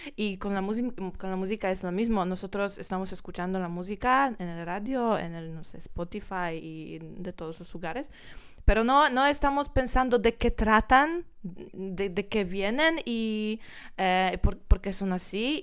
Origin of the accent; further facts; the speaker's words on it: Poland; Spanish is a second language; soy, soy polaca